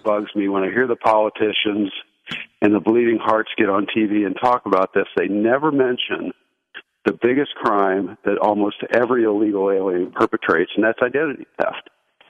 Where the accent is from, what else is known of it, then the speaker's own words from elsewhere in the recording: Portland, Oregon, United States; Good. I'm the refugee from Portland, Oregon.